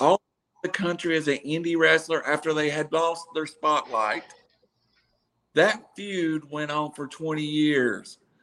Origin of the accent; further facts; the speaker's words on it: Chattanooga, Tennessee, United States; I was from Chattanooga